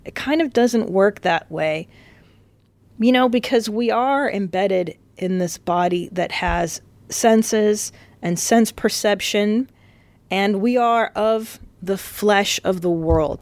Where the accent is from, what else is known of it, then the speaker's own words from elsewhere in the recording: California, United States; also born or lived in Windsor, Ontario, Canada; I was raised in California, but the first four lives of my, four lives, four years of my life were spent in Canada